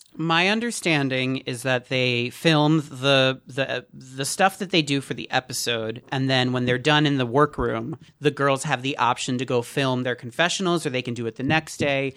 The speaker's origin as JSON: {"language": "English", "region": "New Jersey", "country": "United States", "tie": "born or raised there", "said": "I grew up in New Jersey, so you know I was living at the mall"}